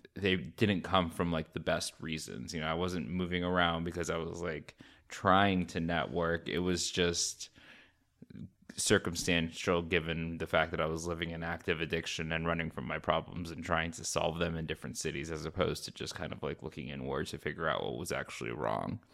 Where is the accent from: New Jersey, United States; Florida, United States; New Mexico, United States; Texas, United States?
Florida, United States; Orlando; moved away as an adult; also born or lived in Boston / New York / Fort Lauderdale / Chicago; now in Miami, United States; I grew up in Florida, in Orlando